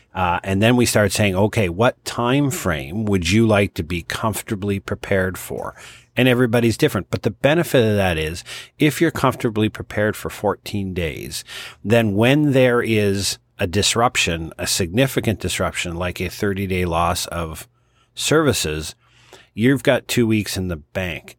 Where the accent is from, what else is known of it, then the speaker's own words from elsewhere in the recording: Halifax, Nova Scotia, Canada; the city of Halifax, my hometown